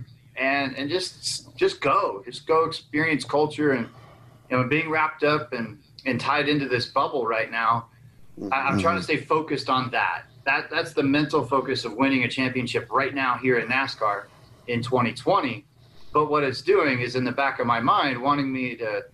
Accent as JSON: {"language": "English", "town": "Las Vegas", "region": "Nevada", "country": "United States", "tie": "born or raised there", "said": "my hometown and that place that I saw built from the ground up"}